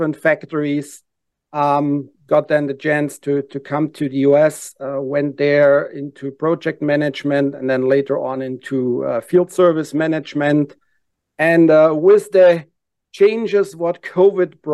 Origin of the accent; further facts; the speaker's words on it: Germany; English is a second language; moved away as an adult; now in Atlanta, United States; I'm actually born and raised in Germany. Came 15 years ago to the U.S.